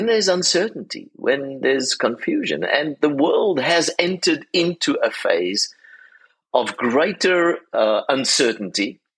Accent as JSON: {"language": "English", "country": "South Africa", "moved": "yes", "lives_now": "Charlotte, United States", "said": "being a South African"}